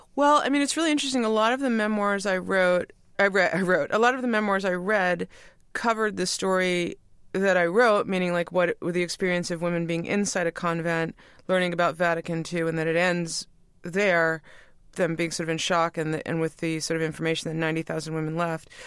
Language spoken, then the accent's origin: English; New York, United States; we grew up in New York